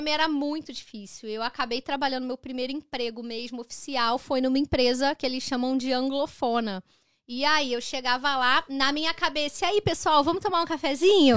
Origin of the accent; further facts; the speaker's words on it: Brazil; now in Canada; eu saí do Brasil